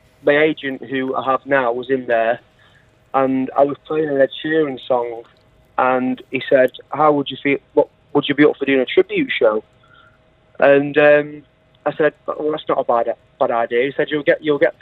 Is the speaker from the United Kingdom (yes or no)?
yes; Manchester, North West England, United Kingdom; now in Derbyshire, United Kingdom; I'm from Manchester originally, but I live in Derbyshire